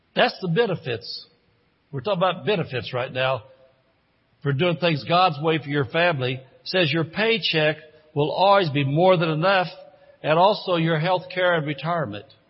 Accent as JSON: {"language": "English", "region": "Indiana", "country": "United States", "tie": "born or raised there", "moved": "as an adult", "said": "I grew up in Indiana. As a matter of fact, I was in Indiana 54 years"}